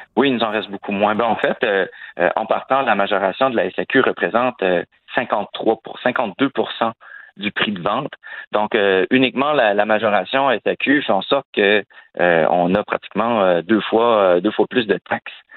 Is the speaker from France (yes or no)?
no; Quebec, Canada; chez nous, au Québec